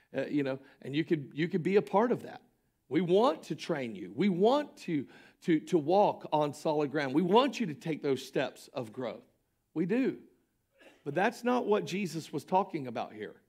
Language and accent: English; Polk County, Florida, United States; Polk County, Florida, which is which happens to be my hometown and county